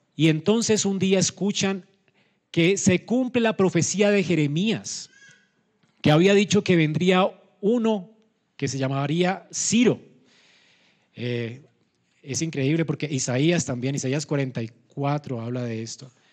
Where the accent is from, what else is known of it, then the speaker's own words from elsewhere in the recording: Colombia; como colombianos tenemos esta costumbre